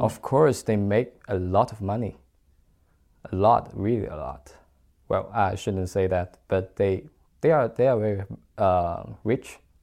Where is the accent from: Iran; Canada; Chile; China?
China; moved away as an adult; I'm from China